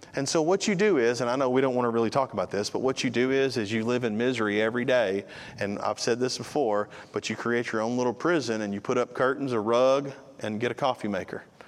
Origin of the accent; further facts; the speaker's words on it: United States; We're an American